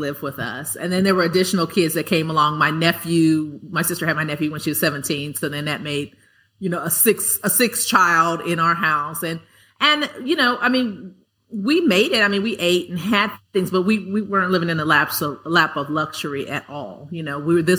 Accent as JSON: {"language": "English", "town": "Los Angeles", "region": "California", "country": "United States", "tie": "born or raised there", "said": "I grew up in South Central, South Los Angeles"}